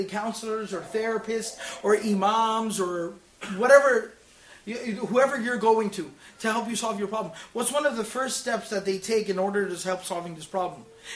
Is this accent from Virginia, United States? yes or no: no; Dallas, Texas, United States; I was born and raised in Texas, in Dallas